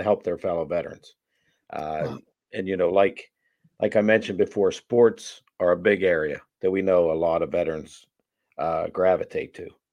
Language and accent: English; Pittsburgh, Pennsylvania, United States; also born or lived in Boston, Massachusetts; I was born in Boston. My dad's family's all from Boston, but we left there at a real young age, moved to the Pittsburgh area